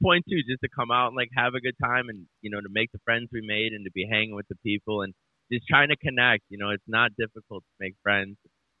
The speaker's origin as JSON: {"language": "English", "town": "Chicago", "region": "Illinois", "country": "United States", "tie": "born or raised there", "moved": "as an adult", "lives_now": "Nashville, United States", "said": "Chicago, born and raised, and then like I moved to Nashville like about three years ago."}